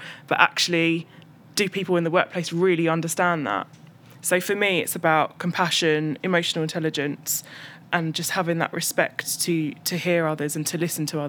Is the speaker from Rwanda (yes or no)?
no; United Kingdom; being British Indian of a Sikh religion